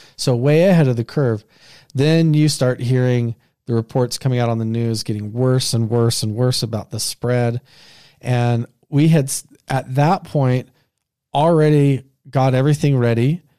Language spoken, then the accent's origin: English; Southeast Idaho, United States; the place that I grew up in Southeast Idaho